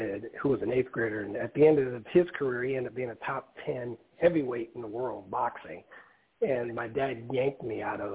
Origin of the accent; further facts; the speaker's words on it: Omaha, Nebraska, United States; moved away as an adult; also born or lived in South Dakota; I'm originally from Omaha, Nebraska